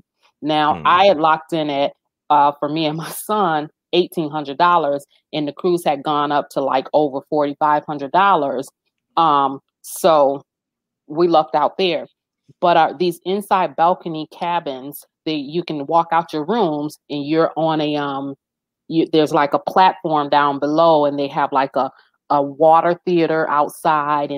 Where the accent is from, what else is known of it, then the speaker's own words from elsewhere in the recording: Jamaica; we are Jamaican